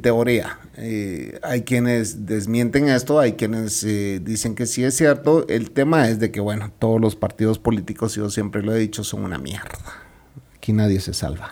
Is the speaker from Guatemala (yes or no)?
yes; Guatemala